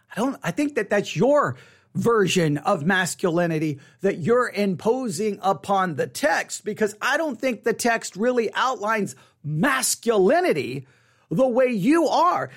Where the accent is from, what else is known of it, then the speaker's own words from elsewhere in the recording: West Texas, United States; I grew up in West Texas.